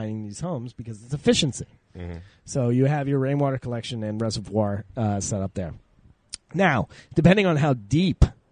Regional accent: New England, United States; I grew up in New England

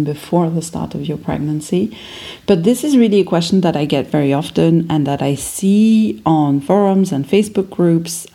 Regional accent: France; English is a second language; moved away as an adult; now in Berlin, Germany; I was born in France

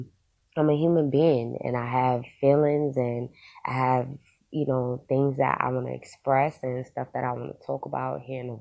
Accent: Queens, New York, United States; also born or lived in Brooklyn; now in Poconos, United States; I was born and raised in Queens, but I migrated to Brooklyn, where I started a business called the OG Studios.

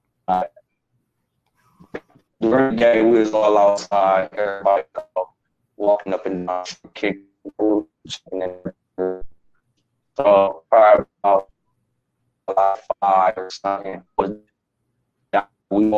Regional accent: Akron, Ohio, United States; I'm from Akron, Ohio

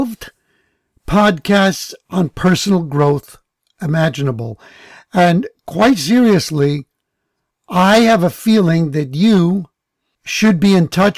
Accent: New York City, New York, United States; moved away; having grown up in the Bronx

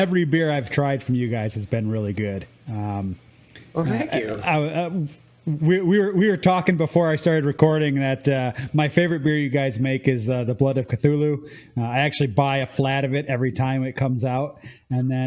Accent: Illinois, United States; moved away as an adult; now in Ontario, Canada; I'm originally from Illinois

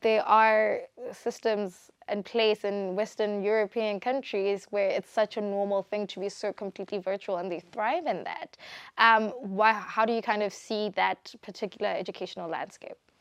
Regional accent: Botswana; I'm from Botswana

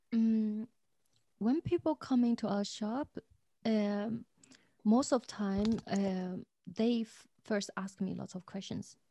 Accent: Zhejiang, China; now in Dresden, Germany; I grew up in Zhejiang

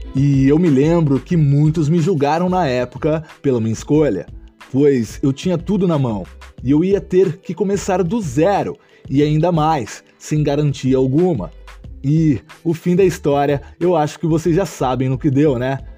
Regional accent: Ourinhos, São Paulo, Brazil; sou natural da cidade de Ourinhos, interior de São Paulo

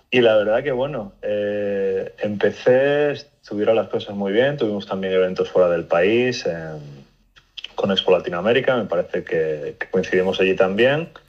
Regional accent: Spain; moved away as an adult; now in United States; yo me vine de España hace ya pues cerca de 15, 16 años a Estados Unidos. Eh, me vine por temas de estudios y bueno, por poco, ¿no? Cosas de la vida, pues me casé

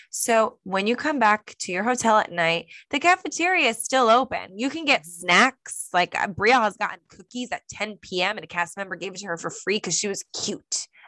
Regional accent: New Jersey, United States; we're from New Jersey

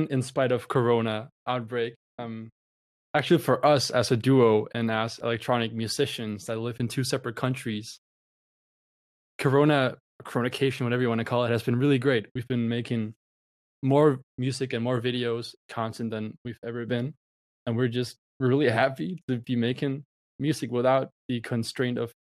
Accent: Denmark; I'm from Denmark.

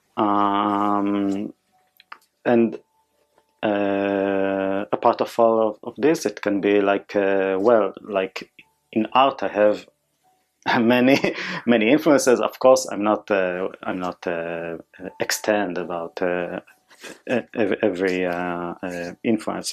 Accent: Israel; English is a second language; moved away; I born and raised in Israel

